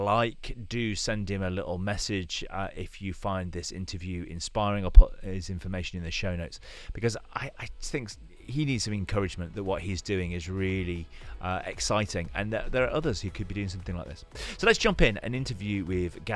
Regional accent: Normanton, Yorkshire and the Humber, United Kingdom; also born or lived in Castleford / Pontefract; I grew up in Normanton, Castleford, and Pontefract.

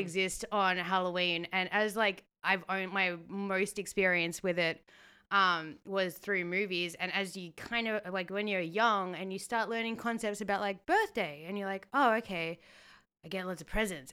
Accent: Australia; as a Australian

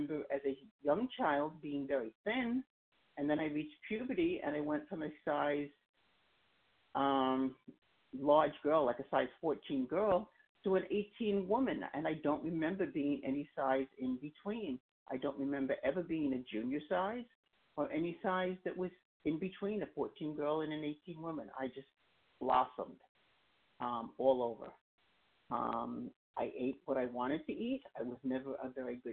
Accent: New York City, New York, United States; also born or lived in Long Island, New York; I come from Long Island, New York. I grew up in Queens, and I keep moving further east as I get older

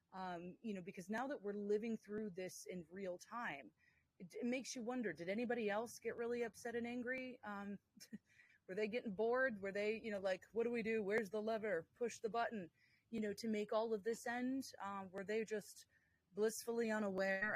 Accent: United States; moved away; as an American here

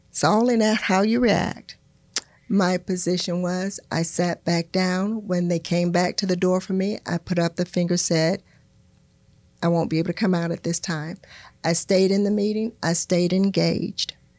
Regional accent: Florida, United States; I'm a native Floridian

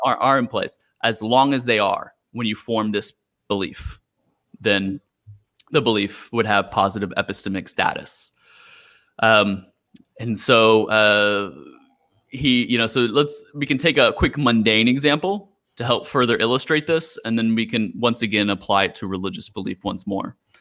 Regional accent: Houston, Texas, United States; moved away as an adult; now in Macau, China; I'm from Houston.

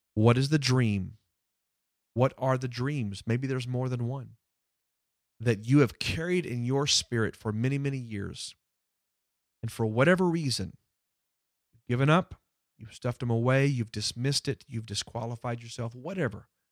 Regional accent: Houston, Texas, United States; moved away; it's my hometown where I grew up

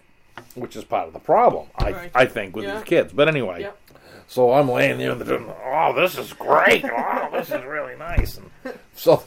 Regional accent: Kennebunk, Maine, United States

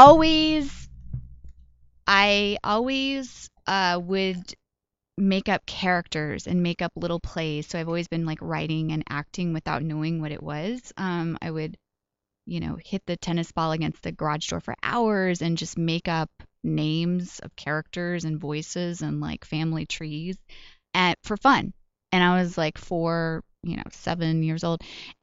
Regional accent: Colorado Springs, Colorado, United States; also born or lived in Kansas / Wyoming / Oklahoma; So we moved pretty much all around Colorado, Kansas, Wyoming, and Oklahoma. Although I feel like I'm mostly from Colorado Springs. That's where I spent my formative years.

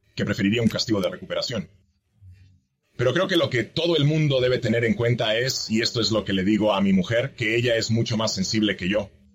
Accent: northeast Missouri, United States; also born or lived in Madrid, Spain; now in Knox County, Tennessee, United States; nos mudamos a una zona muy rural del noreste de Missouri

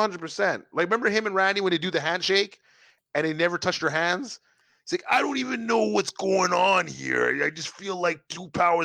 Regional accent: Texas, United States; I'm like, yo, what is this? I'm from Texas. I was

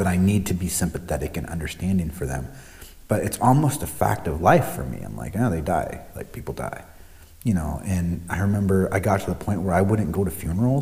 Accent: Omaha, Nebraska, United States; moved away; I grew up in Omaha, Nebraska

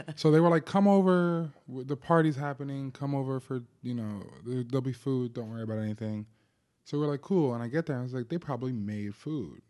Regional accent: New Jersey, United States; growing up in New Jersey

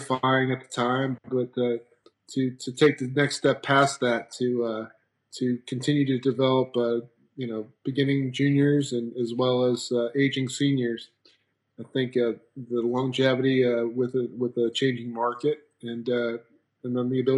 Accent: just outside of Philadelphia, Pennsylvania, United States; moved away; also born or lived in Rochester, New York / South Carolina; probably the middle to late 70s in Pennsylvania, just outside of Philadelphia

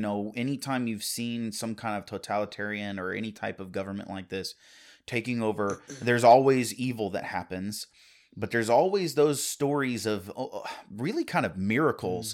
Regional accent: United States; as American citizens

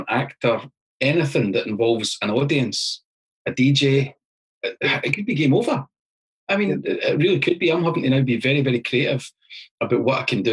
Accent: Falkirk, Scotland, United Kingdom; Born in Falkirk, went to university at Stirling

